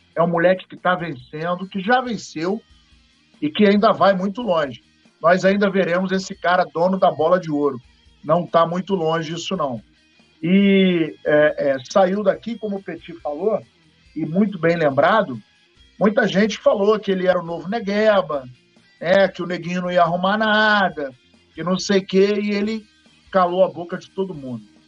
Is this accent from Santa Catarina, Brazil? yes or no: no; Paraíba, Brazil; Eu sou paraibano com muito orgulho, muito orgulho.